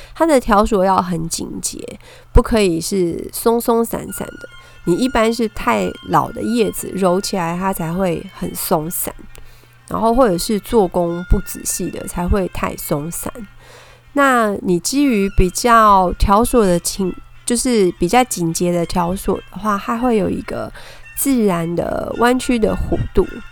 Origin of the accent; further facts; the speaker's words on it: Taiwan; 我们讲的是台语